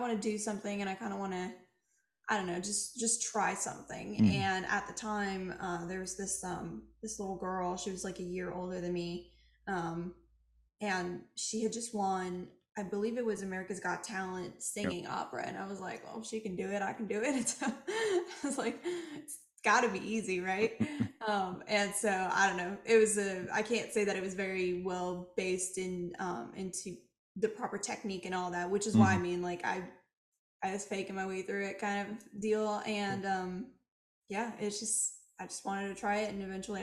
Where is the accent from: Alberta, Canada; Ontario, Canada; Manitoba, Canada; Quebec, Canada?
Quebec, Canada; Montreal; I'm from Montreal